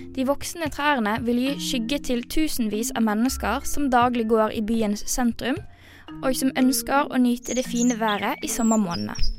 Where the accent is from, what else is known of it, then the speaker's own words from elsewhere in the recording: Western Norway, Norway; now in Oslo, Norway; jeg kommer jo fra Vestlandet